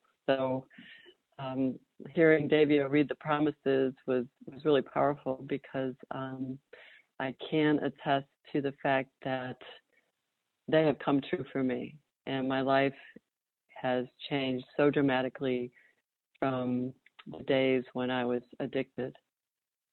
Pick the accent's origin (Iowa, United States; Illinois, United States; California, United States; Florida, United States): Illinois, United States; Chicago suburbs; now in Raleigh, United States; I grew up in the Chicago suburbs.